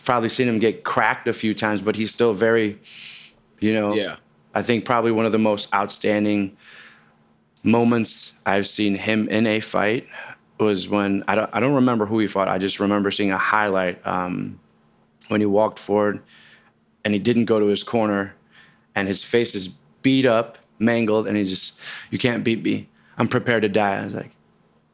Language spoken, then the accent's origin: English; Chicago, Illinois, United States; I'm from Chicago